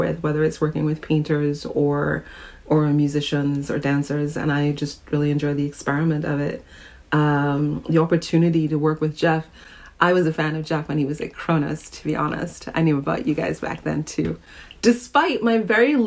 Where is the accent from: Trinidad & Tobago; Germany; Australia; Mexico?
Trinidad & Tobago; now in New York, United States; I grew up in Trinidad and lived in New York, though, for over 30 years now, so I'm more of a New Yorker than I am a Trinidadian some days.